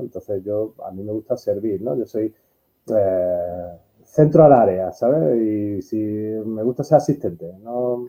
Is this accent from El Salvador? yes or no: no; Málaga, Andalusia, Spain; yo soy de Málaga, pero mi trayectoria casi toda me han dado de trabajar y de comer en Sevilla y Madrid